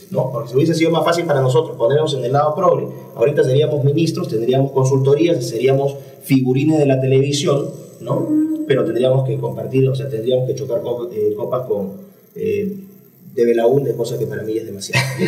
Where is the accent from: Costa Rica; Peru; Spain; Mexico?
Peru; soy un peruano que ama a su país